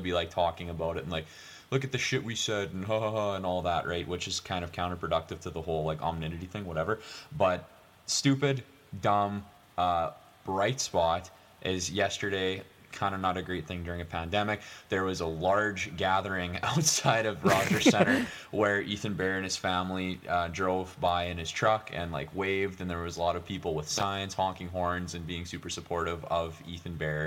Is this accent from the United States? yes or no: no; Newfoundland and Labrador, Canada; I'm from, I'm from Newfoundland.